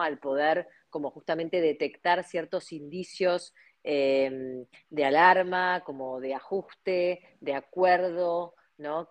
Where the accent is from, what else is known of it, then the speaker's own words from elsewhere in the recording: Argentina; como argentinos, como latinos que somos